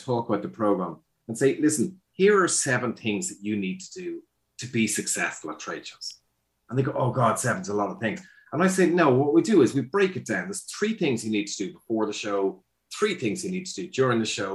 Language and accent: English; Ireland; also born or lived in Dublin, Ireland; I'm Irish